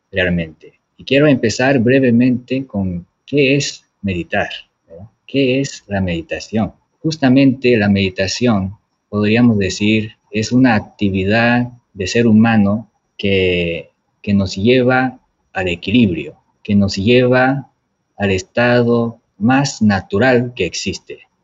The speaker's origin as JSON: {"language": "Spanish", "country": "Japan", "moved": "yes", "said": "soy de Japón"}